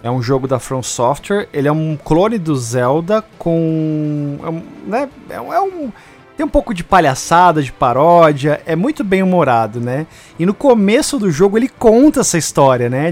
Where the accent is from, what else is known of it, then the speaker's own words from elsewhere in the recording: Brazil; a gente é brasileiro